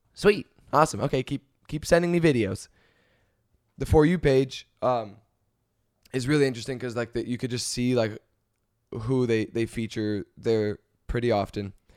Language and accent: English; Canada; moved away; I'm Canadian.